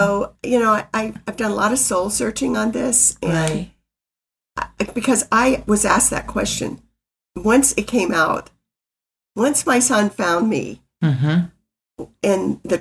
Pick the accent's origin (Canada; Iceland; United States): United States; Mississippi; moved away as an adult; my little hometown in Mississippi